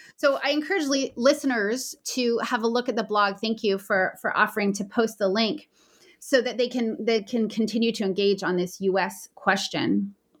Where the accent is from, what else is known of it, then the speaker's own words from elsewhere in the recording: Canada; As a Canadian